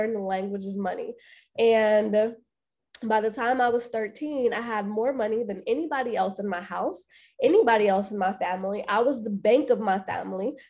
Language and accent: English; Chicago, Illinois, United States; I am born and raised on the south side of Chicago